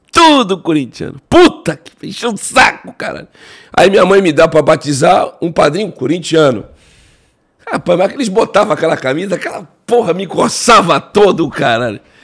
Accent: Cubatão, São Paulo, Brazil; como eu sou da Baixada Santista, eu morava em Cubatão, Jardim Casqueiro, Cubatão

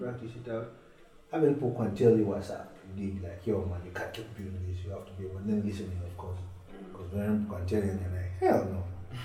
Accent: Kenya; Me, I'm Kenyan, so I do Swahili.

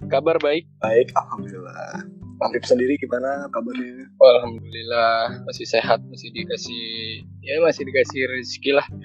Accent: Jakarta, Indonesia; Ya kan kayak gue nih misalkan gue kan orang Betawi nih.

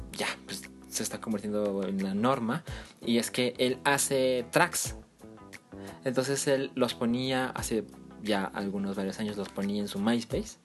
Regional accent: Guadalajara, Jalisco, Mexico; moved away; los dos somos de Guadalajara

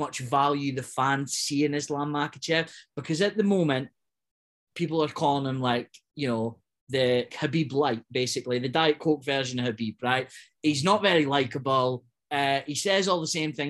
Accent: Scotland, United Kingdom; as proud as it comes as a Scotsman

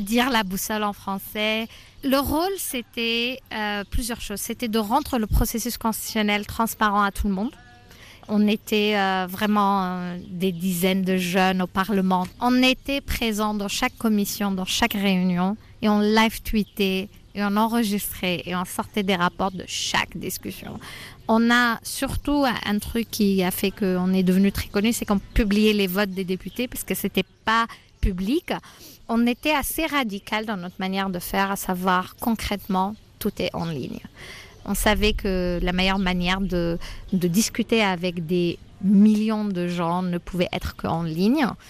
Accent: southern Tunisia, Tunisia; moved away as an adult; also born or lived in France; Je viens du sud de la Tunisie, qui est une région euh, qui a toujours été oubliée et très pauvre

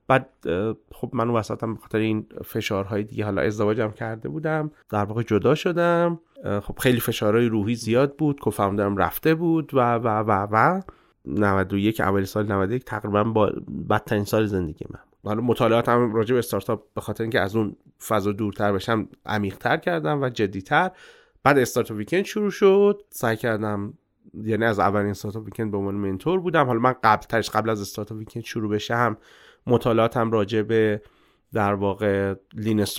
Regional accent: Abadan, Khuzestan, Iran; born there; متولد آبادان هستم از سمت پدری خب اصالتا هم

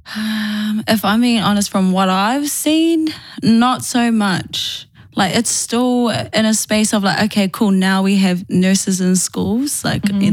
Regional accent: Auckland, New Zealand; born and bred in Manurewa, still living in Manurewa.

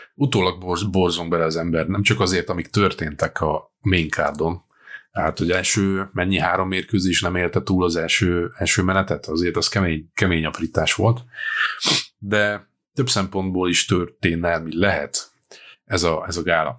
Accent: Győr, Győr-Moson-Sopron, Hungary; egy győri vagyok

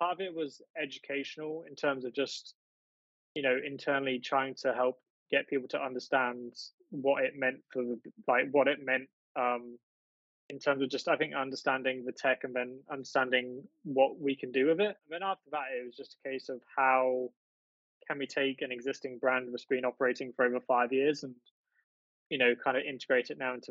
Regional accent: East of England, United Kingdom; I'm from the UK. I live in the east of England, fortunate enough to live in the countryside or a rural area, very close to the seaside. So yeah, I've lived here all my life.

